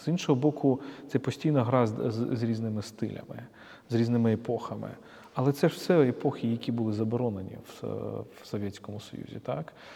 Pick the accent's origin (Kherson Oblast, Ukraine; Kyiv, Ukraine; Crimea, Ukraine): Kyiv, Ukraine; ми, як з тобою, як кияни